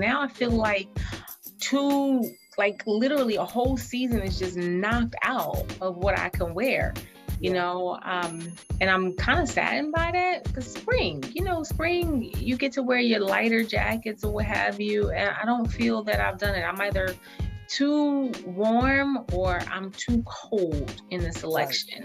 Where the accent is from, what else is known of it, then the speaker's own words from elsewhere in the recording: the South, United States; May for me in the South, like they're out of school.